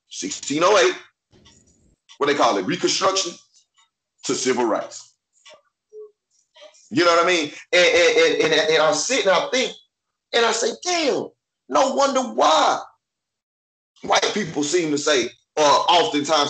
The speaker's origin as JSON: {"language": "English", "region": "Texas", "country": "United States", "said": "I'm from Texas"}